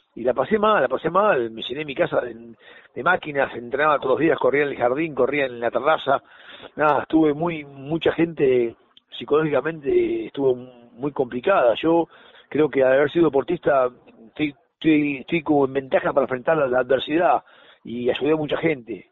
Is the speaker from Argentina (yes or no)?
yes; Argentina; somos muy argentinos